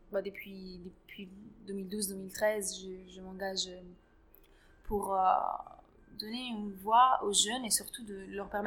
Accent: Grenoble, Auvergne-Rhône-Alpes, France; surtout dans la ville où j'ai grandi, du coup à Grenoble

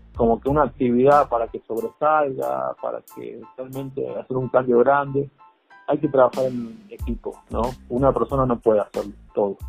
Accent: Argentina; moved away as an adult; now in Mexico; yo soy argentino

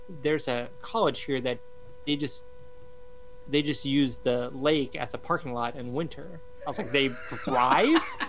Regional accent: Bahamas; moved away as an adult; I grew up in the Bahamas

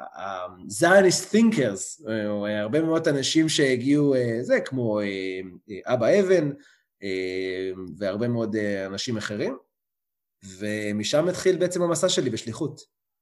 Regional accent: Beit Ezra, Southern District, Israel; also born or lived in Manchester, United Kingdom / London, United Kingdom; אני במקור ממושב בית עזרא, נמצא לא רחוק מאשדוד, מושבניק, באמת כל החיים גדלתי במושב

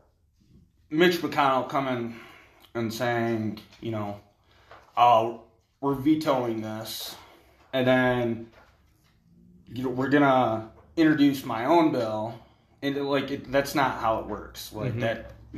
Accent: Michigan, United States; now in Colorado, United States; I'm also a Michigan boy

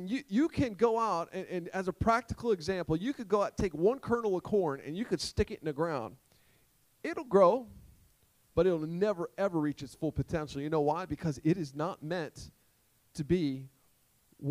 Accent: Sussex County, Delaware, United States; I'm from Sussex County

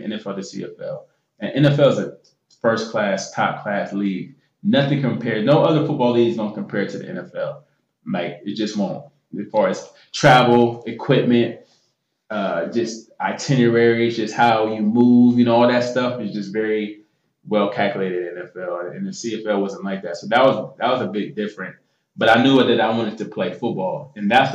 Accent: United States

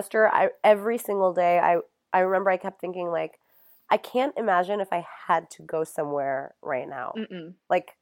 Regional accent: New York, United States; moved away; also born or lived in Los Angeles / Florida; I'm from New York

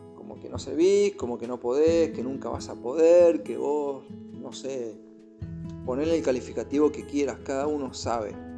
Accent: Argentina; now in Chile; soy de Argentina, pero estoy viviendo en Chile ahora con mi familia

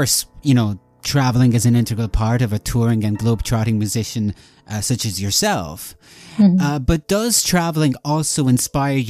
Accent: Italy; I was born in Italy

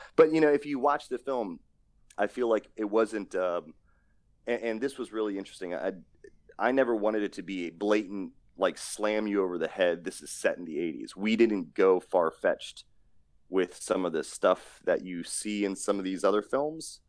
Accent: East Coast, United States; growing up on the East Coast, I've seen you know, thousands of cars growing up

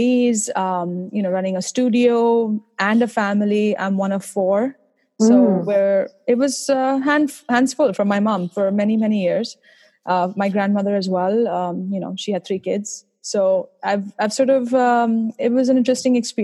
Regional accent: India; now in Boston, United States; I'm originally from India, as you might be able to tell from my accent.

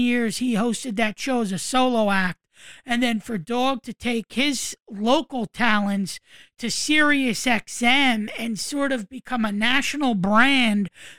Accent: New York metro area, United States; growing up in the New York metro area and listening to WFAN day in and day out

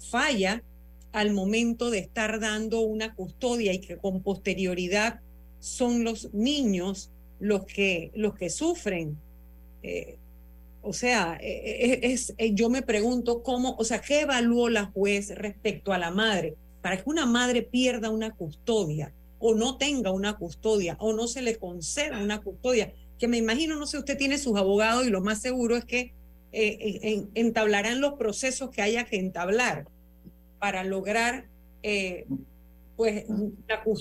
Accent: Panama; lo primero decirle a Ivette Barzallo, como panameña

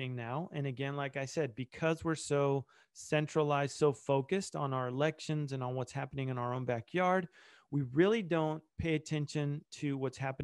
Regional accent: Argentina; that's where I was born in Argentina

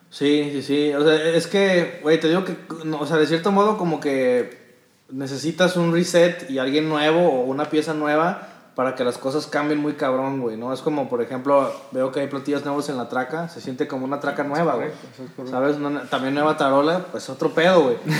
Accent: Guadalajara, Jalisco, Mexico; somos pues los tapatíos

